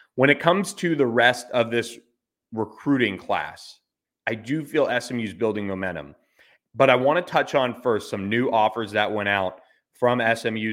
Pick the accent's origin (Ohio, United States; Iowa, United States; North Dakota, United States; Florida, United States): Florida, United States; Carrollwood; my hometown, but not only my hometown, my high school, Carrollwood Bay